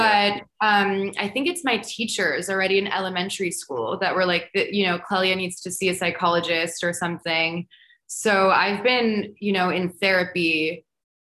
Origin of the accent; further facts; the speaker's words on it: New York, United States; moved away as an adult; also born or lived in Paris, France / Portugal; I grew up in America, but I grew up in New York